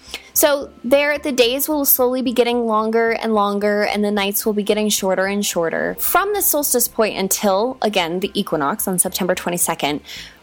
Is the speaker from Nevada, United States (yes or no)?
no; Hawaii, United States; Like, I grew up in Hawaii, so I know that deeply.